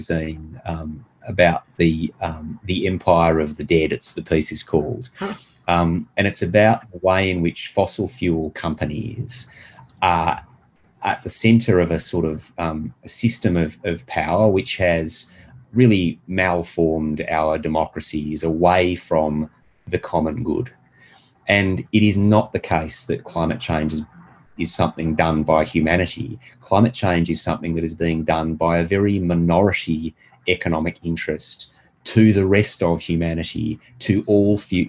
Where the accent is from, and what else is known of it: Australia